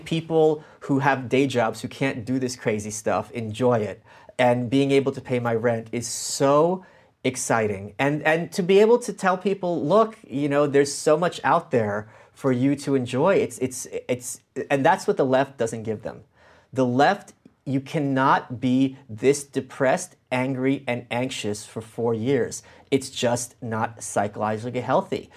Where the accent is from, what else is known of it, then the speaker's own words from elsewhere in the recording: New York City, New York, United States; also born or lived in Ukraine; I'm from Brooklyn. I'm an immigrant